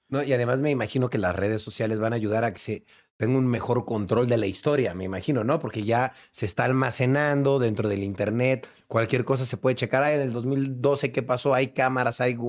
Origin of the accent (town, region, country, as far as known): Mexico